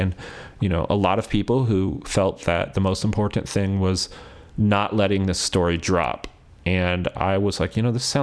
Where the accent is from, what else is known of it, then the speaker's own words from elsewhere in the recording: Ventura, California, United States; now in Portland, United States; Ventura, California, which is my hometown